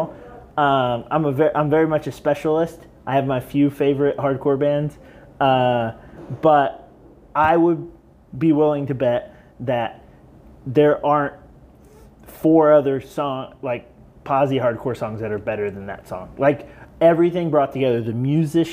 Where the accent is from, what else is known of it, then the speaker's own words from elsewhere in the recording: Elwood, Indiana, United States; I'm from Elwood, Indiana